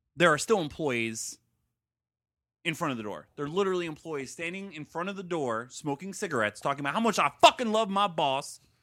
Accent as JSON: {"language": "English", "town": "Stuart", "region": "Florida", "country": "United States", "tie": "born or raised there", "also_born_or_lived": "Gainesville, Florida", "moved": "as an adult", "said": "we grew up in Stuart."}